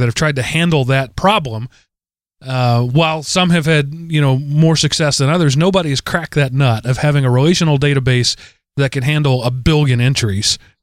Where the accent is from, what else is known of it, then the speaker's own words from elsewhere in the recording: United States; I'm an American